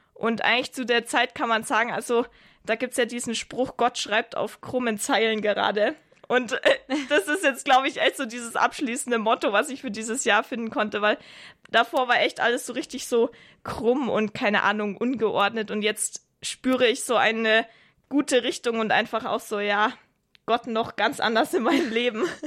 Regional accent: Augsburg, Bavaria, Germany; moved away; ich komme ja eigentlich aus Augsburg

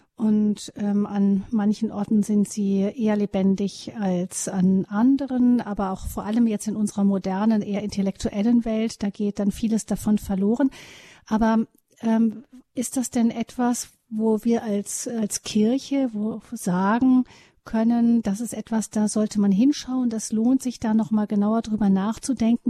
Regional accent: Rhineland, Germany; bei uns im Rheinland

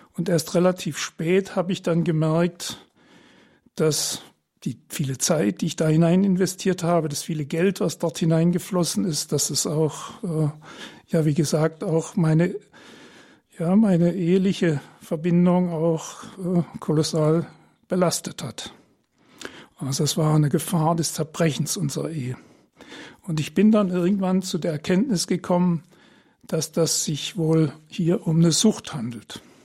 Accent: Trier, Rhineland-Palatinate, Germany; now in Heilbronn, Germany; Ich bin 1947 geboren in Trier äh, seit 1972 verheiratet mit meiner Frau Karin. Wir wohnen in Heilbronn

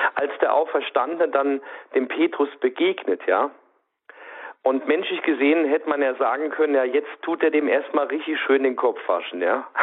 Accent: Saarland, Germany; bei uns im Saarland

